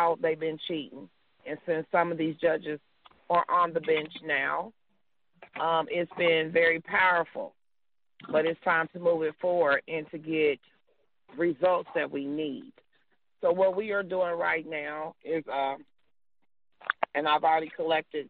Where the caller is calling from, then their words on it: Missouri, United States; I am calling from Missouri